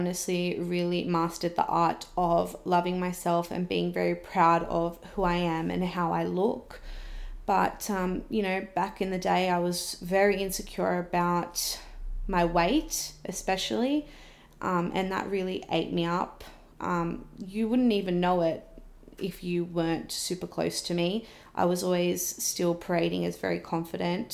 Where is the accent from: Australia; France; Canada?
Australia; Wollongong, New South Wales; now in Sydney, Australia; I was originally from Wollongong. It's where I've grown up